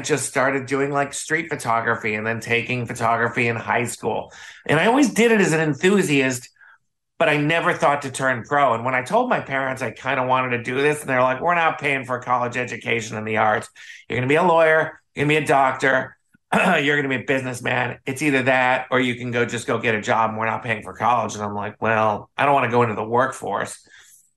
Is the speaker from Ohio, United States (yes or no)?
no; Chicago, Illinois, United States; moved away as an adult; also born or lived in New York City; now in Los Angeles, United States; I grew up in Chicago. I grew up on the North Shore of Chicago